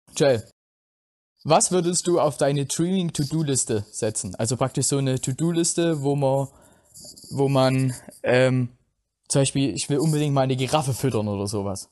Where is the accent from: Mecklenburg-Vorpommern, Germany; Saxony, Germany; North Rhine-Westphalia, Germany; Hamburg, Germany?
Saxony, Germany; Plauen; ich komme aus Plauen im Vogtland